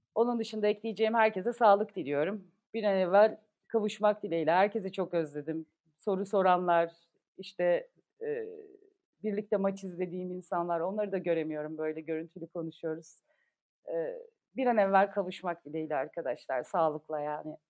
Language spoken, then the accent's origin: Turkish; Karabük, Karabük Province, Turkey; moved away; Biz doğma büyüme Karabüklüyüz